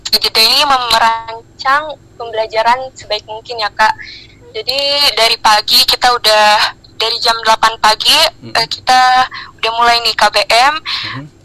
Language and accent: Indonesian; Jeddah, Makkah Province, Saudi Arabia; Dari saya lahir di Jeddah.